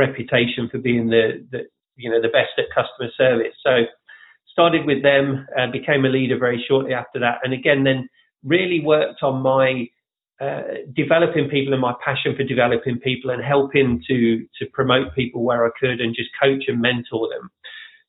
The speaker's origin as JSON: {"language": "English", "town": "Leicester", "region": "East Midlands", "country": "United Kingdom", "tie": "born or raised there", "moved": "as an adult", "lives_now": "Orlando, United States", "said": "I am originally from Leicester in England"}